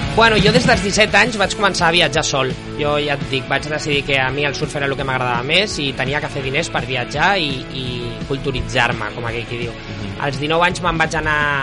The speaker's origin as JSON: {"language": "Catalan", "town": "Barcelona", "region": "Catalonia", "country": "Spain", "tie": "born or raised there", "also_born_or_lived": "Menorca", "said": "Jo vaig néixer a Barcelona"}